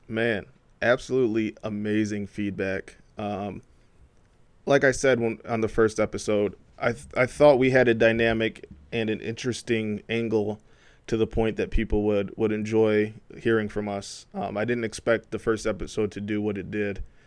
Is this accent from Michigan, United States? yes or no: yes; Flint, Michigan, United States; also born or lived in Ypsilanti; a black guy from Flint